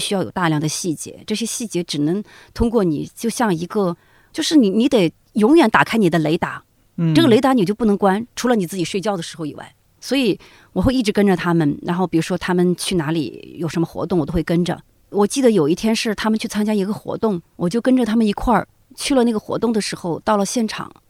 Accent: Zigong, Sichuan, China; 我作为一个字二代，因为我父母亲不是自贡人，其实我很多自贡话，我就当地的俚语什么的，我都不太会讲。哦，我讲的自贡话是最接近于普通话的

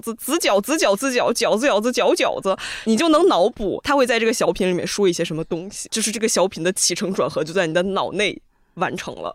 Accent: Beijing, China; also born or lived in Washington; 我是本地人，北京本地

